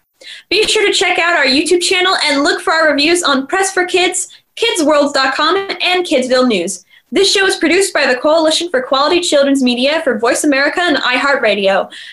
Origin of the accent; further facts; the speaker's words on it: Los Angeles, California, United States; from Los Angeles, California.